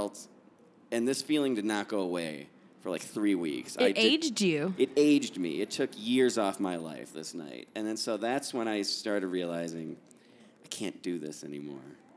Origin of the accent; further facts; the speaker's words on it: Chicago, Illinois, United States; I'm from Chicago.